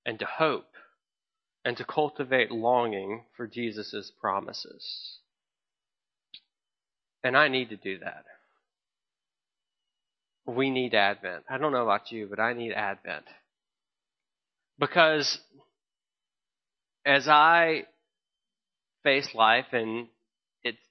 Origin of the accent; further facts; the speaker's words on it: the South, United States; as a Southerner who grew up loving and watching